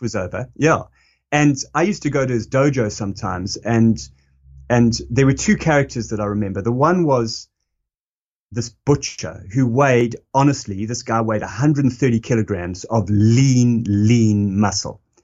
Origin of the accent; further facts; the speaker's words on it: South Africa; moved away; that's me as a South African and, and, you know, and that's me kind of coming of age in, in the time that he was really, uh, talking to the country.